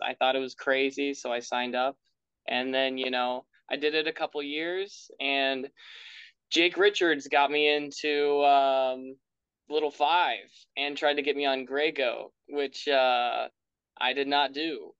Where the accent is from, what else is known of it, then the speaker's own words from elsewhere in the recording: Bloomington, Indiana, United States; I'm from Bloomington